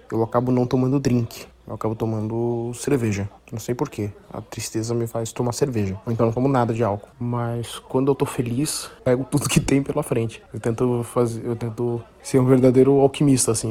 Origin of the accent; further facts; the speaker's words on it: Santa Catarina, Brazil; eu sou de Santa Catarina